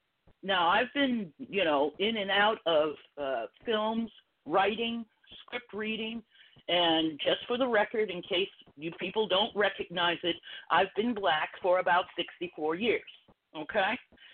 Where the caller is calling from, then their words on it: California, United States; I'm calling from California.